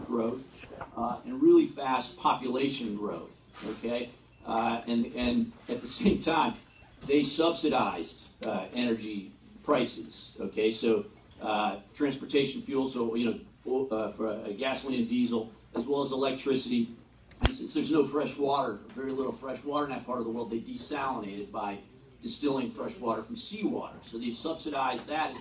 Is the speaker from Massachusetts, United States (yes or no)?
no; Cleveland, Ohio, United States; moved away; also born or lived in New York / Dubai / Iraq; it's fantastic to be back in Cleveland. It's my hometown. I haven't lived here for quite a while